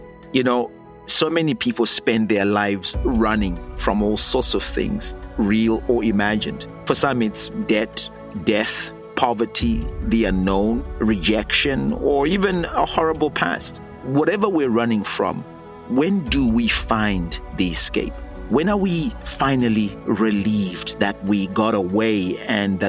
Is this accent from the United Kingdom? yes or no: no; Zimbabwe; I'm a pastor from Zimbabwe, where I was jailed and tortured for mobilizing millions of people to demand better governance